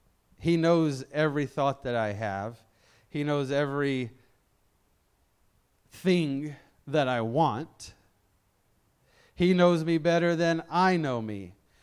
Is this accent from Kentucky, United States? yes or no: no; Memphis, Tennessee, United States; I'm from Memphis, Tennessee.